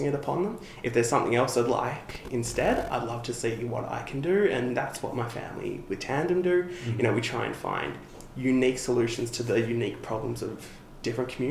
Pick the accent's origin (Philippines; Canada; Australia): Australia; Melbourne, Victoria; I grew up here in Melbourne, but my dad was actually originally from Kenya